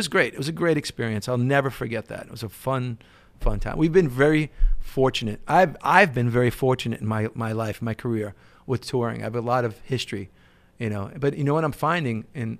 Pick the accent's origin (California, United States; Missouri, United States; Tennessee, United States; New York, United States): New York, United States; Bronx; I'm a New Yorker who's grown up, born and raised in the Bronx.